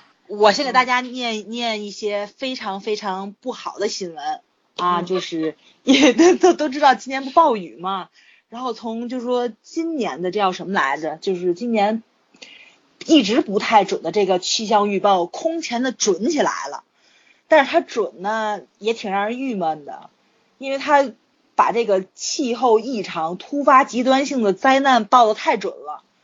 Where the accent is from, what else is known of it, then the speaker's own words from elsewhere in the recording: Tianjin, China; accent: Tianjin dialect; 就我们六纬路、八纬路那一块儿，就是离海河很近嘛